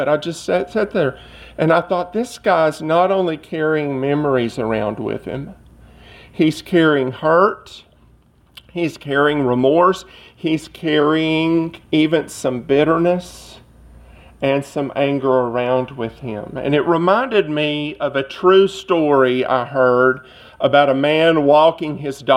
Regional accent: Cleveland, Tennessee, United States; moved away; my hometown, or near my hometown of Cleveland, Tennessee

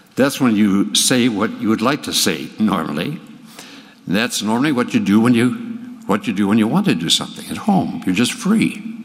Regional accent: Hinckley, Minnesota, United States; I grew up in Hinckley, Minnesota, where the men are men and pansies are flowers

